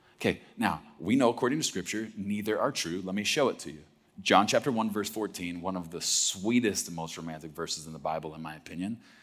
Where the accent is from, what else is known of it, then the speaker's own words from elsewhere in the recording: Texas, United States; I grew up in Texas